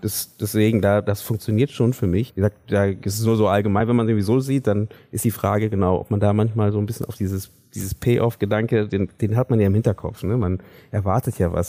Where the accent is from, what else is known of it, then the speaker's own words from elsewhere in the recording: Germany; wir ähm, als deutsche Filmschaffende